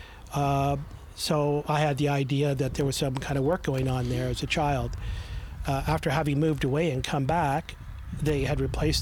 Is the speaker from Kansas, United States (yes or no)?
yes; Topeka, Kansas, United States; born or raised there; also born or lived in Ontario, Canada; now in Canada